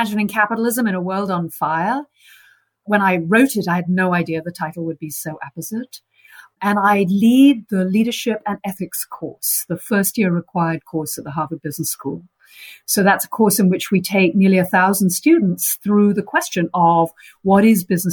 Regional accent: United Kingdom; moved away as an adult; now in United States; I'm British

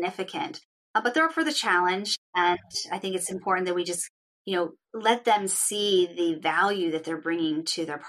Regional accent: East Coast, United States; moved away as an adult; now in California, United States; I grew up on the East Coast.

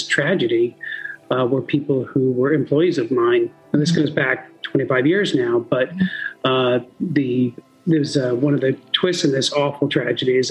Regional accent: North Attleboro, Massachusetts, United States; I grew up in a suburb of Providence, in North Attleboro, Massachusetts

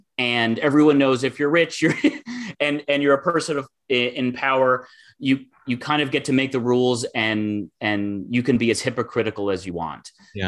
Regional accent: Michigan, United States; my home state of Michigan

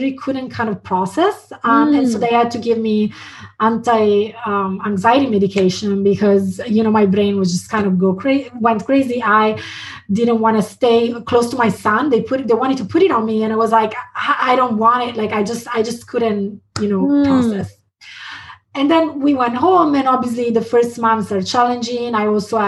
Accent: Italy; moved away as an adult; also born or lived in London, United Kingdom / San Francisco, United States; now in Portland, United States; I was born in Italy and I stayed there until after university. And then I moved to London.

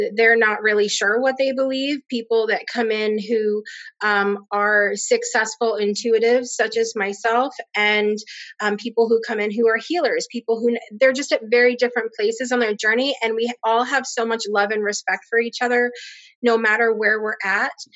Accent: Connecticut, United States; moved away as an adult; now in Alabama, United States; I grew up in Connecticut. Um, and I currently live down in Alabama

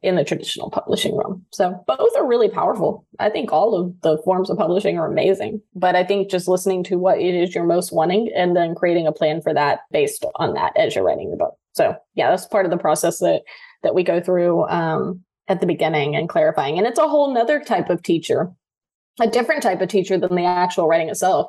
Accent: Louisiana, United States; moved away as an adult; also born or lived in Seattle; I was moving from Louisiana to Seattle

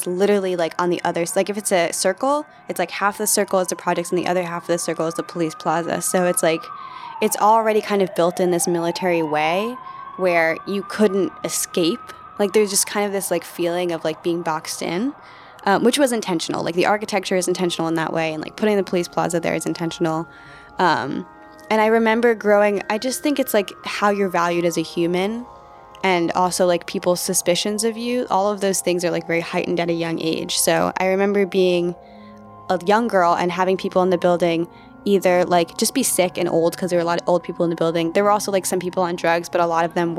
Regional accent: New York City, New York, United States; I grew up in the projects on the Lower East Side of Manhattan

